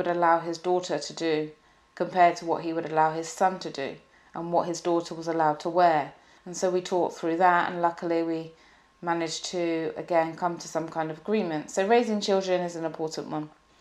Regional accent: UK / English, England, United Kingdom; The UK, from the UK, and as an English person

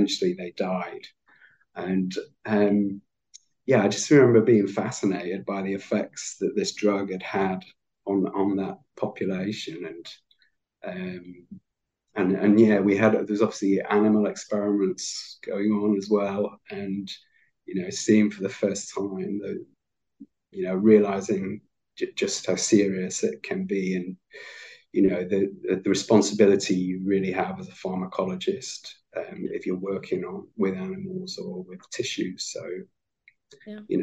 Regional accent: Manchester, North West England, United Kingdom; also born or lived in Leeds; I'm actually a Lancastrian, so I'm from Manchester

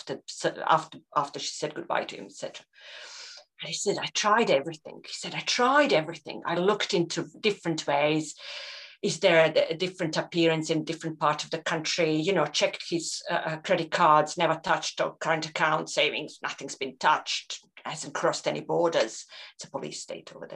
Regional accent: Croatia; moved away as an adult; also born or lived in Reading, Berkshire / Scotland; one of the guys that I grew up with in Croatia

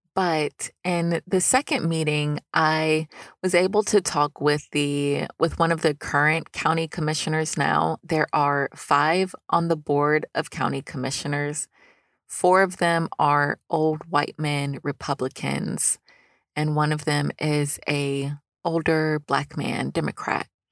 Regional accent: Newnan, Georgia, United States; This is a city-funded organization in my hometown of Noonan, Georgia

